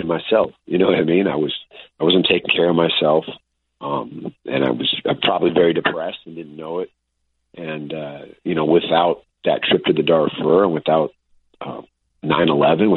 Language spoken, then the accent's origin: English; United States; I was born in America